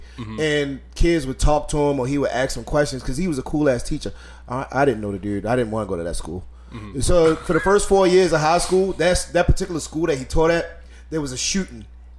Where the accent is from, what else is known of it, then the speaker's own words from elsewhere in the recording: Baltimore, Maryland, United States; also born or lived in Tucson / Delaware; I was born on Davis-Monthan, and I stayed here for, like, a year. Both of my parents were in the Air Force, and then we moved around, and then we fucking landed in Baltimore.